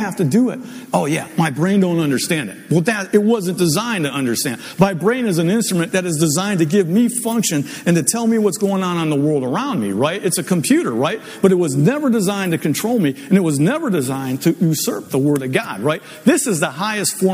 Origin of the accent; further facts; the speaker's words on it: Ohio, United States; moved away; I'm from Ohio, so it's always guys, you guys